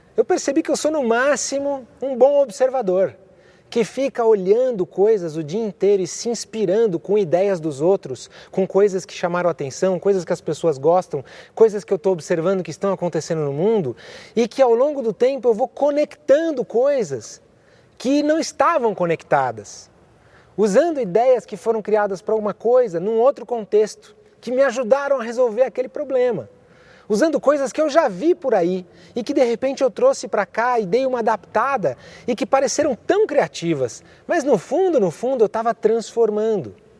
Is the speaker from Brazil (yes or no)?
yes; São Paulo, Brazil; Eu sou nascido aqui em São Paulo